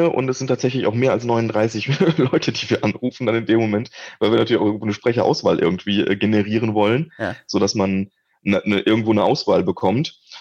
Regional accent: Wallonia, Belgium; Also wenn man im, im deutschsprachigen Raum in Belgien aufwächst, äh, geht man normalerweise aus dem Abitur

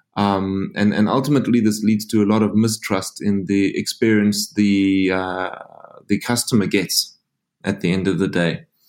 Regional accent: South Africa; moved away; also born or lived in Frankfurt; I'm a South African. If you're asking where the funny accent's from

